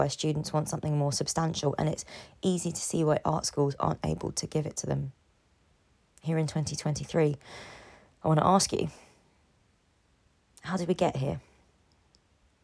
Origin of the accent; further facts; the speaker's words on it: London, United Kingdom; London is a city I implicitly care about and am more able to speak about because I'm in it. It's my hometown.